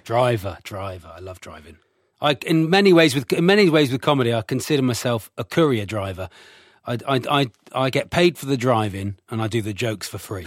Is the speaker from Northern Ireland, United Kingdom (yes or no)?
no; Devon, South West England, United Kingdom; I'm from Devon.